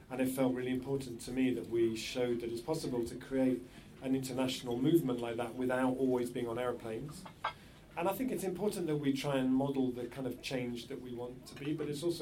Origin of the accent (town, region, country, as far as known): England, United Kingdom